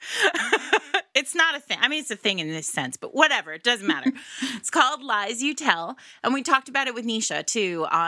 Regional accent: Rhode Island, United States; They always know I'm from Rhode Island because Rhode Island has its own language.

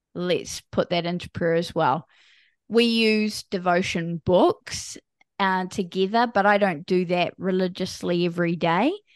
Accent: New Zealand; I am from a small country called New Zealand. So, I'm a Kiwi.

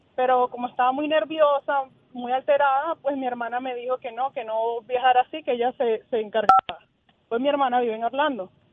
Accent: Venezuela; moved away as an adult; now in Tampa, United States; Nosotros somos de Venezuela

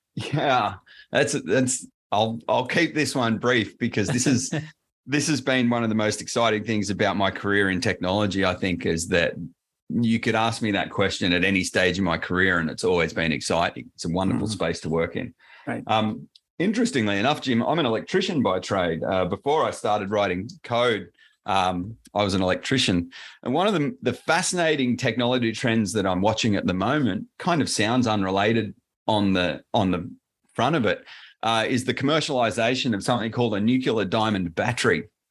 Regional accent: Sydney, New South Wales, Australia; accent: Australian; I'm down in uh, Sydney in Australia

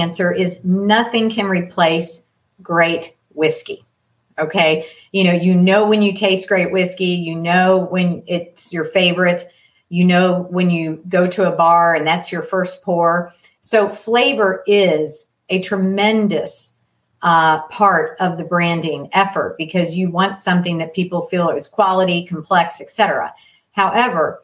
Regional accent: Louisville, Kentucky, United States; I grew up in Louisville, Kentucky

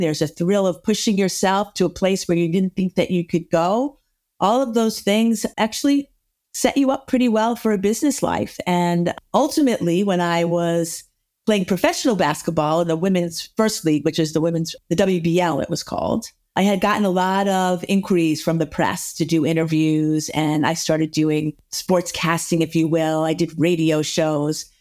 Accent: the North, United States; I was from the North and I was working in the South.

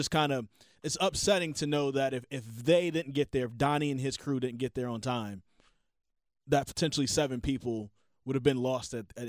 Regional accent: High Point, North Carolina, United States; There's an author who lived in my neighborhood growing up in High Point, North Carolina.

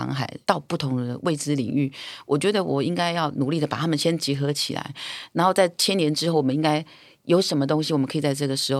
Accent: Taiwan; 女人岛这三个字，第一个最简单的逻辑就是我是阿美族，所以我来自于台湾这个岛。

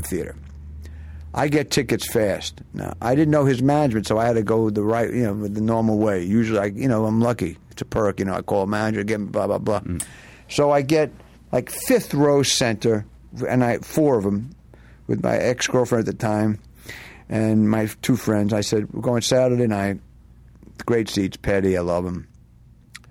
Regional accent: New York City, New York, United States; now in Los Angeles, United States; I was born in Brooklyn

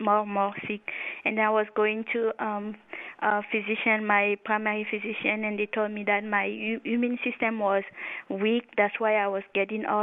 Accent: Togo; moved away as an adult; also born or lived in France; now in United States; I was born in Africa, West Africa, in Togo, and later when I finished high school, I went to France to study biology, and then I came later here in the United States

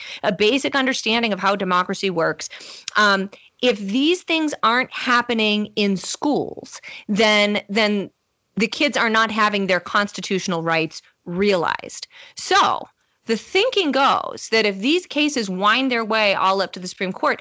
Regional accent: Canton, Michigan, United States; I grew up outside of Detroit, Michigan, in a place called Canton, Michigan.

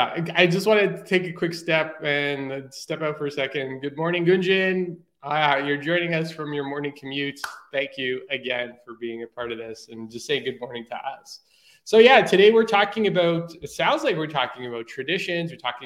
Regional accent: Portugal; moved away; Like my parents are Portuguese. I came from Portugal originally. And I try to stay away from that culture so much that I even denied the fact that I was Portuguese sometimes.

